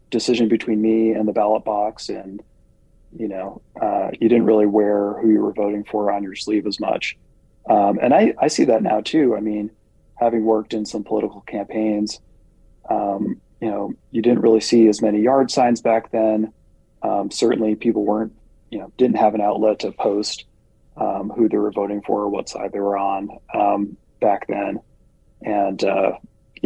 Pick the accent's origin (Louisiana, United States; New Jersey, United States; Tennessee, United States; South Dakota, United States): New Jersey, United States; moved away as an adult; now in Nebraska, United States; I am originally from the Garden State, New Jersey, and moved to Nebraska in 2006